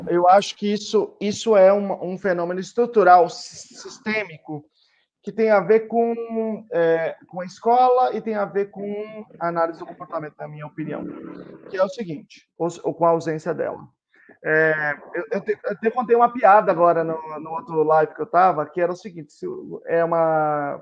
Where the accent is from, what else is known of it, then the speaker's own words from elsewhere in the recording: Teófilo Otoni, Minas Gerais, Brazil; Eu sou de um lugar muito conservador, sou de Teófilo Otoni, eh, divisa de Minas Gerais com Bahia